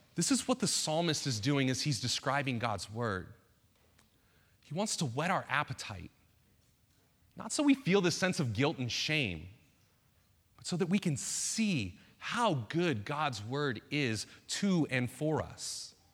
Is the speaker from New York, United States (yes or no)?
no; Bay Area, Northern California, United States; moved away as an adult; also born or lived in Saskatchewan, Canada; I grew up in the Bay Area, uh, Northern California